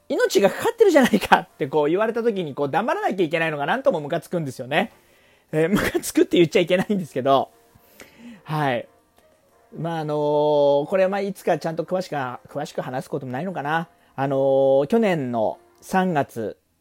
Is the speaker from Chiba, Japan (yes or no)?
yes; Chiba, Japan; 私の実家がありますこの千葉